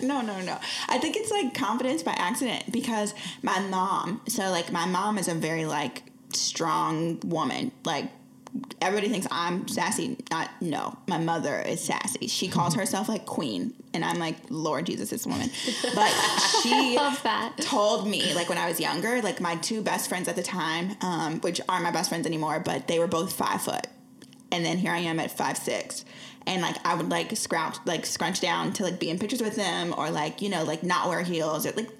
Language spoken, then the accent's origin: English; Lee's Summit, Missouri, United States; In Lee Summit. So like, okay, here's how people know. The Chiefs just won the Super Bowl.